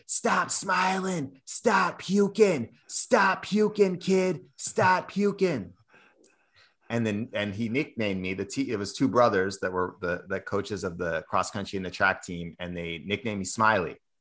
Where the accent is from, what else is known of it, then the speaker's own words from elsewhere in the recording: Cambridge, Massachusetts, United States; I, I grew up in Cambridge, Massachusetts, uh, went to a big public high school